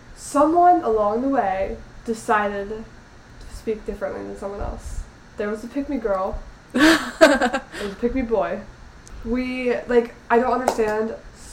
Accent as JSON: {"language": "English", "town": "New Orleans", "region": "Louisiana", "country": "United States", "said": "we're from New Orleans."}